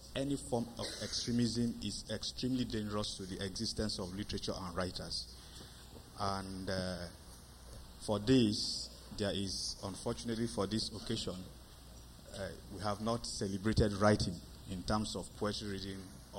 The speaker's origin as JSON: {"language": "English", "country": "Nigeria", "said": "I'm from Nigeria"}